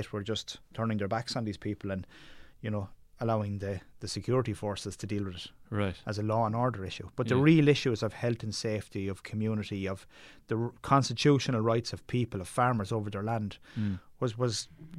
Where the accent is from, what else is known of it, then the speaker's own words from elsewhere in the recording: Munster, Ireland; Well, growing up in Tipperary, we were surrounded by the mountains.